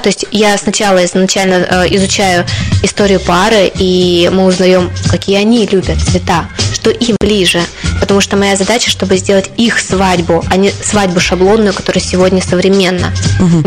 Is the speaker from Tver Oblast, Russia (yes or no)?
no; Krasnoyarsk, Krasnoyarsk Krai, Russia; moved away as an adult; now in Sarov, Russia; я приехала из Сибири, из э, О. города Красноярска